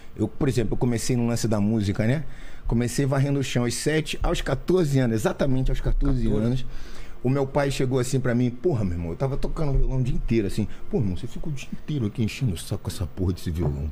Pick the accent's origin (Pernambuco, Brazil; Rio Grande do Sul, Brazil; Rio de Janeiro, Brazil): Rio de Janeiro, Brazil; also born or lived in Barra da Tijuca / Leme / Gávea / Botafogo; Eu nasci na Tijuca, né? Tijuca. Eu sou, nasci no, no, bairro de Botafogo, no hospital de Botafogo, mas a minha família toda é tijucana, então a gente morou muito tempo assim na Tijuca